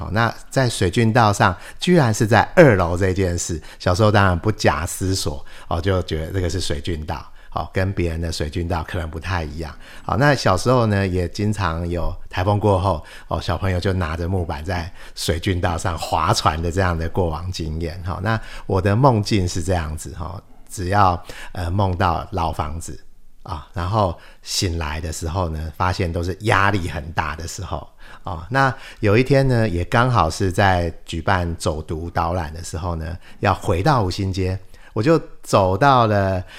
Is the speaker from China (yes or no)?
no; Taipei, Taiwan; 我的家乡哦，台北